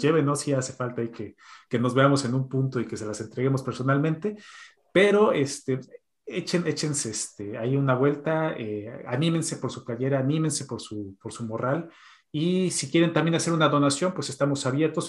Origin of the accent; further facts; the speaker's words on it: Mexico; now in Sweden; como mexicanos